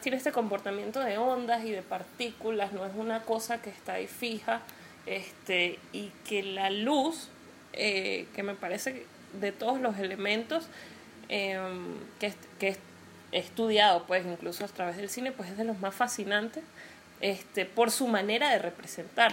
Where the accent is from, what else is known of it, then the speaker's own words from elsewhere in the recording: Venezuela; yo porque vivo en Venezuela